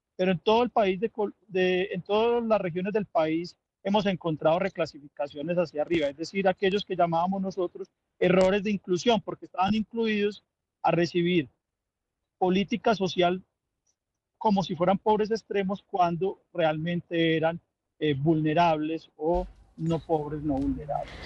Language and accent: Spanish; Colombia; los colombianos